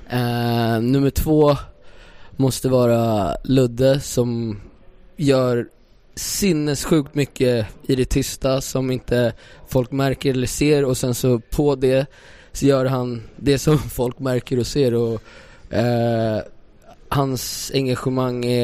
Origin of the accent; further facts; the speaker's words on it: Stockholm, Stockholm County, Sweden; vi är från Stockholm